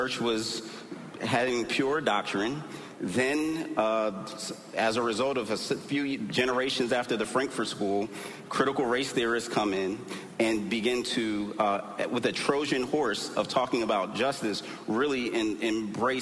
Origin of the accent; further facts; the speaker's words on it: Philadelphia, Pennsylvania, United States; born and raised in Philly